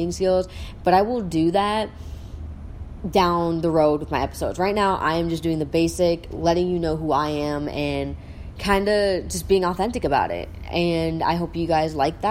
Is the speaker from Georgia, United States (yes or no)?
no; South Dakota, United States; I'm from South Dakota